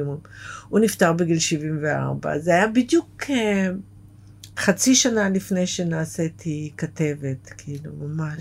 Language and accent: Hebrew; Beersheba, Southern District, Israel; moved away; זה איפה שגדלתי, בבאר שבע